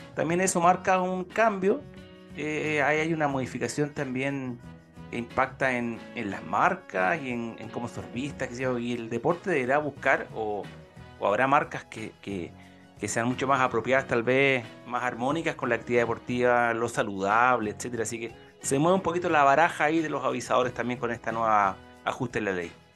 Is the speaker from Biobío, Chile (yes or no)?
no; Ñuble, Chile; la región de Ñuble, ¿ah? ahí mi tierra natal